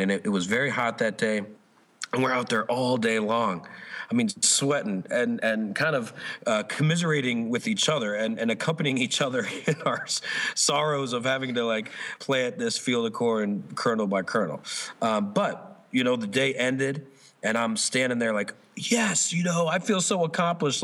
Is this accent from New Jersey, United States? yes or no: yes; New Jersey, United States; I'm from New Jersey